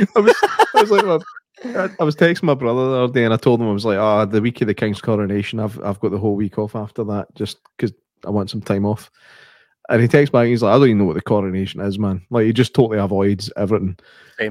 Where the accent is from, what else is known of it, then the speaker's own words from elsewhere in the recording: Scotland, United Kingdom; I'm Scottish